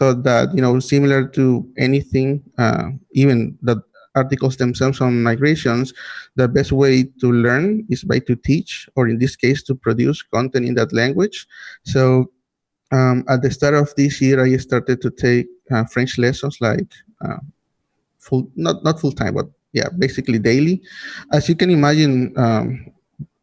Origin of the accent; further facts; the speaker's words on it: Nicaragua; I am from Nicaragua.